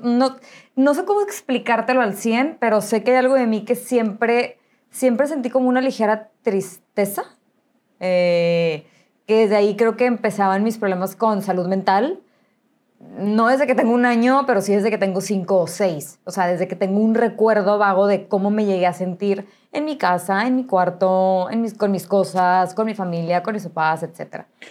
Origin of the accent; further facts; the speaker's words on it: Monterrey, Nuevo León, Mexico; Nací aquí en Monterrey, nací en La Conchita, o sea, tradicionalísimo de Monterrey